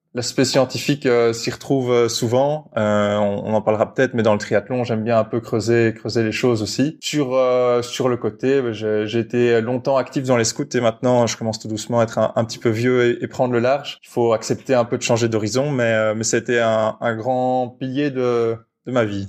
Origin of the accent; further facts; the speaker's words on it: Brussels, Brussels-Capital Region, Belgium; Je viens de Bruxelles, j'ai toujours grandi à Bruxelles